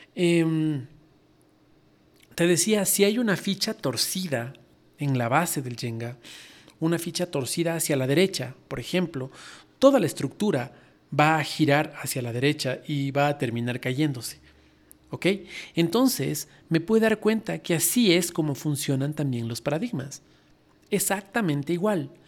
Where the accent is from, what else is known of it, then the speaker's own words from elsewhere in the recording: Ecuador; soy ecuatoriano